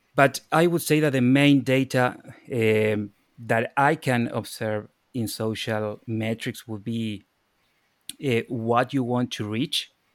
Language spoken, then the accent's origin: English; Argentina; moved away as an adult; also born or lived in Ireland; now in Dublin, Ireland; I'm from Argentina.